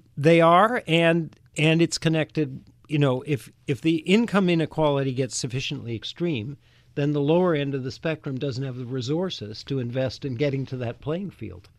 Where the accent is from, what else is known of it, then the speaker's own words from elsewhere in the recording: Canada; now in United States; I grew up in Canada